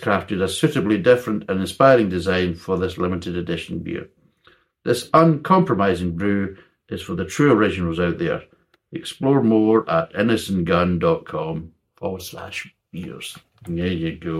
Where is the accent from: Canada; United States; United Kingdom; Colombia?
United Kingdom; Scotland; I'm a Scotsman